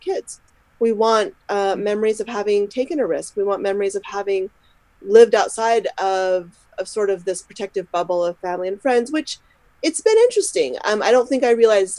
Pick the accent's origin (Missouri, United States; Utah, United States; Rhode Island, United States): Utah, United States; moved away as an adult; now in Scotland, United Kingdom; I'm originally from Utah